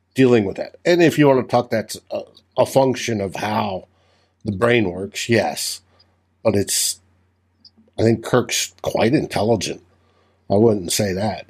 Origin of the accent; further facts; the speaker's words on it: New Mexico, United States; I grew up in New Mexico